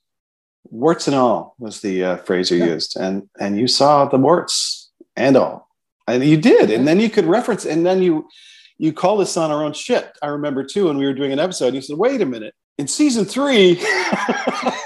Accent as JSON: {"language": "English", "country": "Canada", "said": "We're Canadian"}